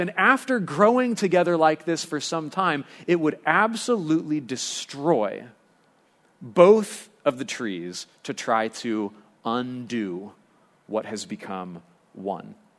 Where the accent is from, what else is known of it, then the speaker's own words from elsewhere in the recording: Lompoc, California, United States; growing up in Lompoc